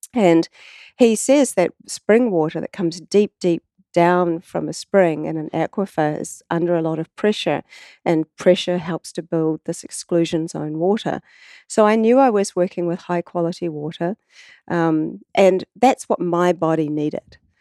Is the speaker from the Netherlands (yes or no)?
no; New Zealand